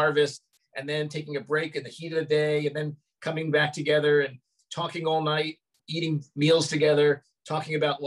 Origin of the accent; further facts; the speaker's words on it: New York City, New York, United States; moved away; also born or lived in Los Angeles; I grew up in Brooklyn, which even though it's only about 40 minutes away, it felt like a universe away